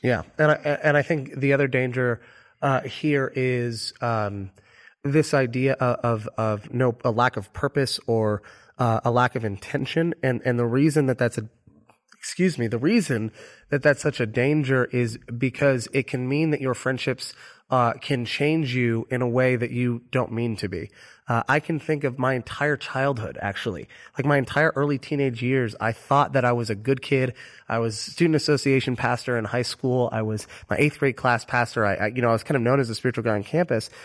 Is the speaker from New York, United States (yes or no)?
no; Orlando, Florida, United States; moved away; my hometown of Orlando, Florida